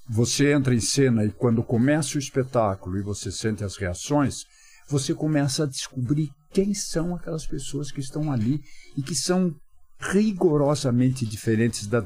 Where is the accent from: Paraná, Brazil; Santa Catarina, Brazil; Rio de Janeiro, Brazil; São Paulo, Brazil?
São Paulo, Brazil; São Roque; Saí de São Roque, fui trabalhar num banco em São Paulo